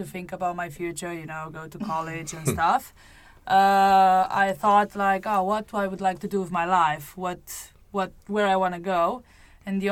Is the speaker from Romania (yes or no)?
yes; Romania; moved away as an adult; also born or lived in Spain; I'm from Romania, so I started skydiving in Romania in 2002. I was still in high school.